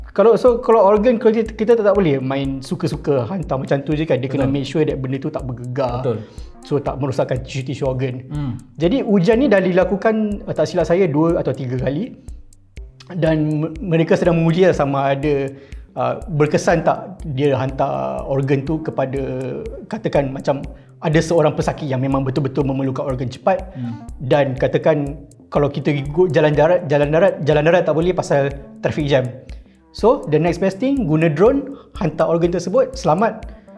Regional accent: Malaysia; kita sebagai rakyat Malaysia

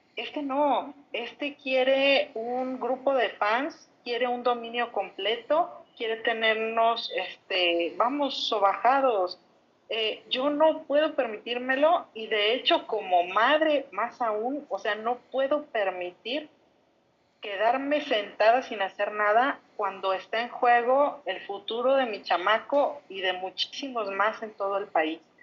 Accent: Mexico; como mexicanos

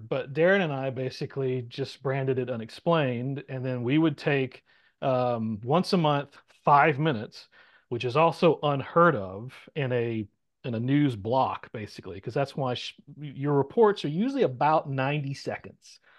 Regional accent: the South, United States; being a Southerner

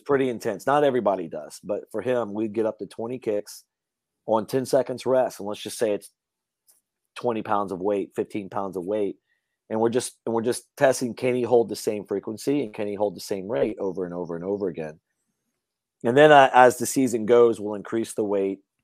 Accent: Louisiana, United States; I grew up hunting in Louisiana

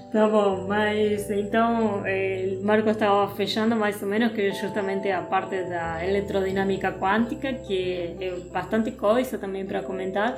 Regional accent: Argentina; Portuguese is a second language; moved away as an adult; also born or lived in Paraíba, Brazil; now in Brazil; eu sou argentina disfarçada brasileira

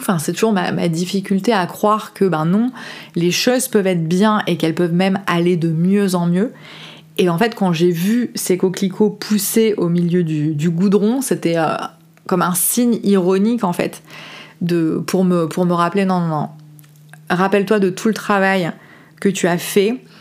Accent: France; moved away as an adult; j'ai quitté la France à 30 ans pour aller voyager

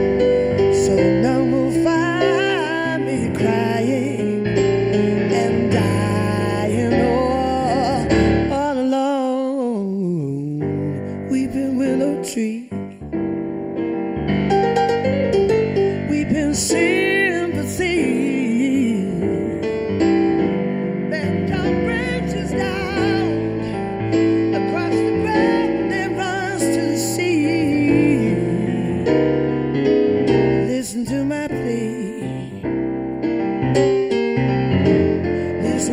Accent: London, United Kingdom; also born or lived in Hastings; I was born in London. I was born in King's College Hospital.

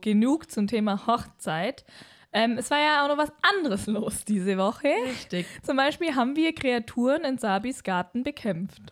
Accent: Allgäu, Germany; wir als Allgäuer

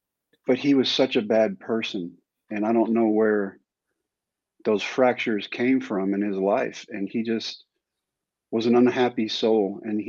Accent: San Diego, California, United States; born there; now in Texas, United States; You know, Mike, I wasn't actually born here. I was born in San Diego at Balboa Medical Center. And we moved constantly.

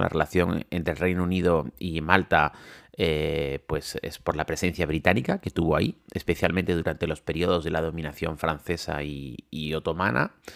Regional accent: Canary Islands, Spain; Yo soy canario

